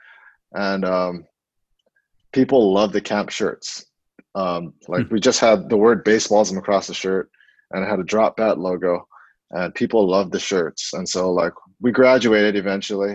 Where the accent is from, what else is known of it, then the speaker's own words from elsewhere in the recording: Honolulu, Hawaii, United States; moved away as an adult; also born or lived in Oregon / Portland; I grew up in Makiki, went to Punahou School, was a 2001 grad